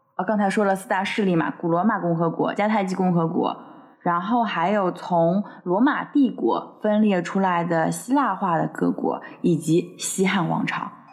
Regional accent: China; 我们中国人观念里面的龙啊

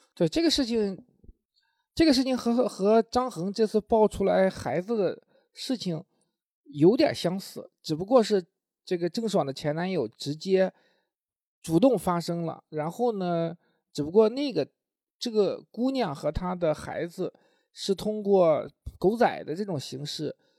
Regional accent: Linyi, Shandong, China; 因为我是临沂人

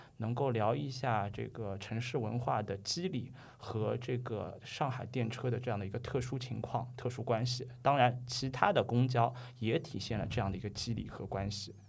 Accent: Shanghai, China; 咱们上海话普普通话是叫做国语是叫做这个拖铃，然后用英语读是读是 trolley，就是上海话说的秃铃。

